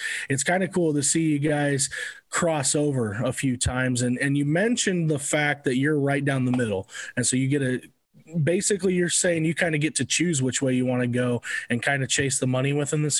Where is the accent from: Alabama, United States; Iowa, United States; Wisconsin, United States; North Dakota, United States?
Iowa, United States; Osceola; I come from Osceola. I worked in Creston.